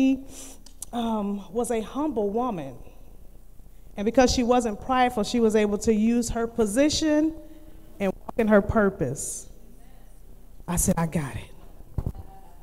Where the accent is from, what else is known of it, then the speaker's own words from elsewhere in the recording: Cleveland, Ohio, United States; I'm from Cleveland, Ohio, so going to high school, we walked